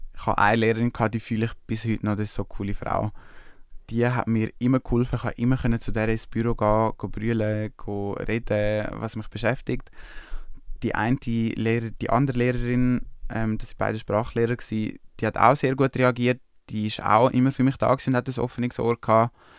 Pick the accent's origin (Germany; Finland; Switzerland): Switzerland; aus der Schweiz